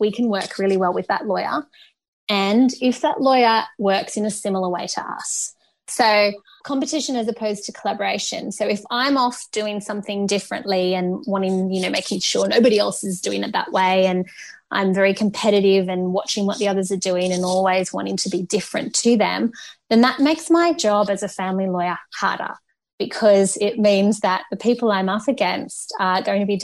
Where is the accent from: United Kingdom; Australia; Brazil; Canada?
Australia; Canberra, Australian Capital Territory; my hometown of Canberra